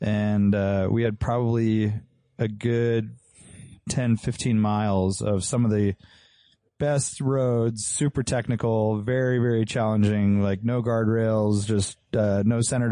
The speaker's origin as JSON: {"language": "English", "town": "Santa Cruz", "region": "California", "country": "United States", "tie": "born or raised there", "said": "we grew up driving in Santa Cruz"}